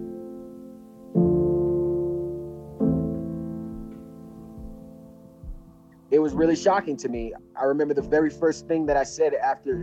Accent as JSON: {"language": "English", "town": "New York City", "region": "New York", "country": "United States", "tie": "born or raised there", "also_born_or_lived": "Virginia Beach, Virginia / Colorado", "moved": "as an adult", "said": "I grew up in Brooklyn, New York. I was born in Virginia Beach."}